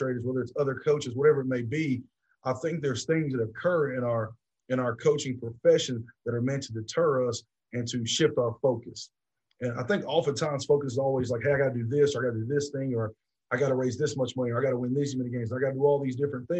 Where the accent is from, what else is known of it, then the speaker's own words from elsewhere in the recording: Georgia, United States; moved away as an adult; also born or lived in Tennessee; now in West Point, United States; my home state of Georgia